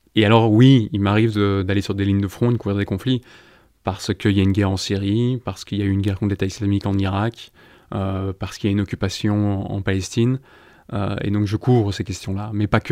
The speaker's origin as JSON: {"language": "French", "town": "Brussels", "region": "Brussels-Capital Region", "country": "Belgium", "tie": "born or raised there", "also_born_or_lived": "Iraq / West Bank / London", "moved": "as an adult", "said": "j'ai décidé de m'installer à Bruxelles, ma ville natale"}